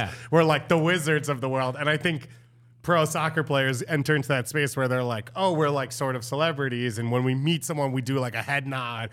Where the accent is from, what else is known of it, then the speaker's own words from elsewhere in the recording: New York, United States; As a New Yorker